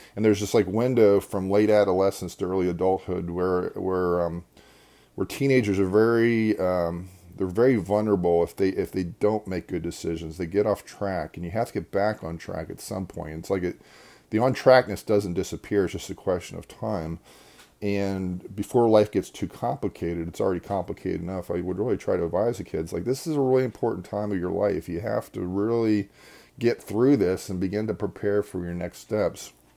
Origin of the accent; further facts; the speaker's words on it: Devon, Pennsylvania, United States; I actually grew up in Devon, which is right next to, uh, Berwyn